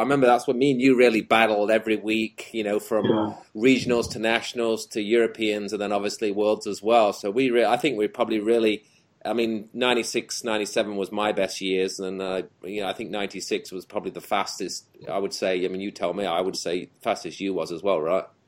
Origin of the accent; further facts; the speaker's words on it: England, United Kingdom; moved away; me, you, and Jamie being the English dudes there